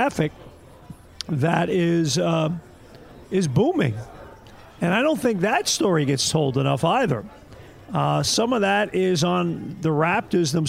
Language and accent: English; New York City, New York, United States; moved away as an adult; now in Toronto, Canada; I grew up in Brooklyn